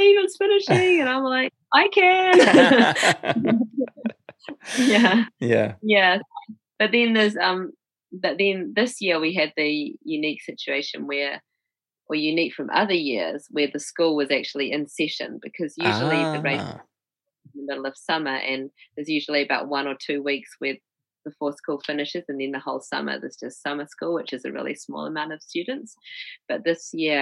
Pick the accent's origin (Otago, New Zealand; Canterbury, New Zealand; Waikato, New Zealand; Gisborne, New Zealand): Canterbury, New Zealand; Christchurch; moved away as an adult; also born or lived in Wellington, New Zealand / New York, United States; I'm from Christchurch.